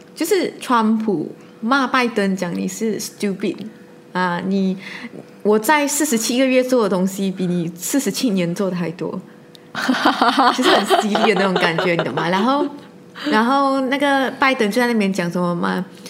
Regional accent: Malaysia; 我一直做一个马来西亚人

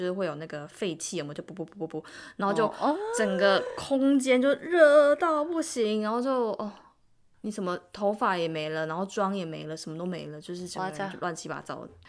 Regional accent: Taiwan; moved away as an adult; now in South Korea; 我就身为一个台湾人

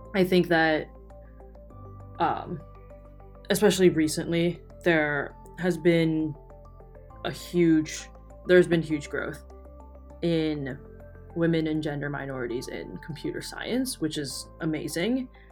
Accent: St. Louis, Missouri, United States; I was born in St. Louis, Missouri

